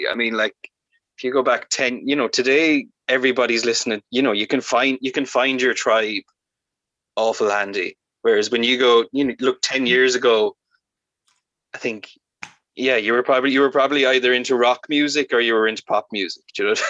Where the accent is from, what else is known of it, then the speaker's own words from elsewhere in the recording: west of Ireland, Ireland; accent: thick west of Ireland; growing up in the West